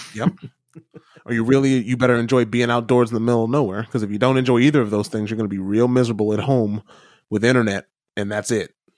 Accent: Midwest, United States; I grew up in the Midwest.

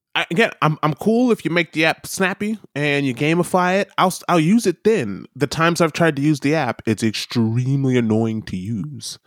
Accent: United States; now in New Zealand; Being an American

